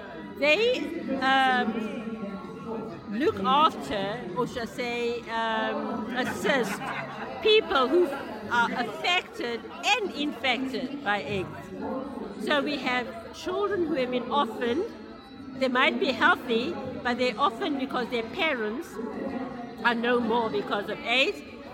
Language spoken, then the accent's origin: English; Durban, KwaZulu-Natal, South Africa